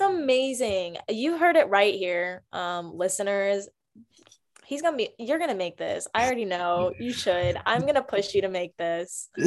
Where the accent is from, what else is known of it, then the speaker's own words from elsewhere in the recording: Greensboro, North Carolina, United States; now in Texas, United States; I grew up in Greensboro, North Carolina, on the East Coast